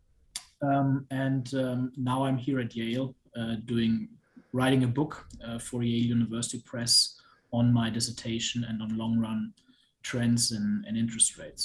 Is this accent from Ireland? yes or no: no; Germany; moved away as an adult; I'm originally from Germany. I did high school there